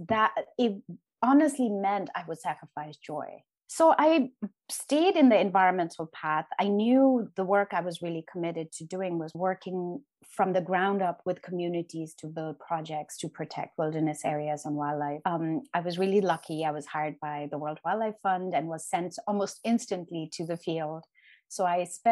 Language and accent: English; Sikkim, India; I was born in the Eastern Himalayas in a small place called Sikkim, which used to be a Buddhist kingdom